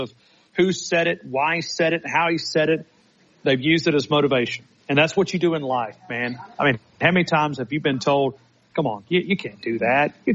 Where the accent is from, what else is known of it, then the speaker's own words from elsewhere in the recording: Blount County, Alabama, United States; I'm from Blount County.